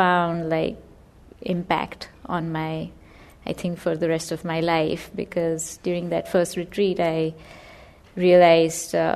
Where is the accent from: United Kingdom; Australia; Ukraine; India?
India; moved away as an adult; now in United States; I was born and raised in India, and I came to the U.S. To study.